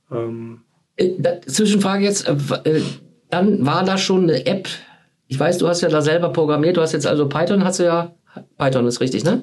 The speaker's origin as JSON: {"language": "German", "town": "Dinslaken", "region": "North Rhine-Westphalia", "country": "Germany", "said": "ich komme aus Hiesfeld. Also Dienstlaken Hiesfeld."}